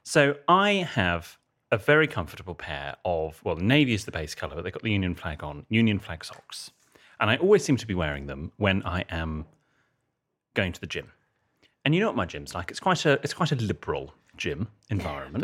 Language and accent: English; United Kingdom; I'm a Brit abroad